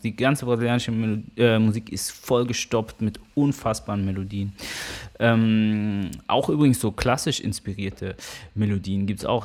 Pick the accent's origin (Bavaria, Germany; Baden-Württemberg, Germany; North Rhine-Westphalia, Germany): Baden-Württemberg, Germany; Karlsruhe; moved away; also born or lived in Hamburg; Karlsruhe hat mich geprägt, insofern, dass ich da aufgewachsen bin